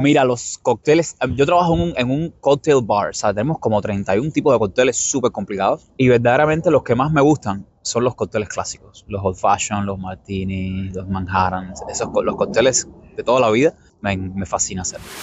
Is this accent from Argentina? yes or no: no; Cuba; moved away as an adult; now in New York, United States; Yo soy cubano.